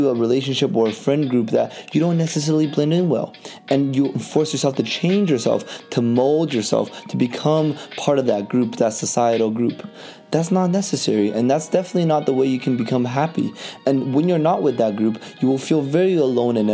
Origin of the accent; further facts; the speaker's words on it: Vancouver, British Columbia, Canada; growing up in Vancouver, all my life in Canada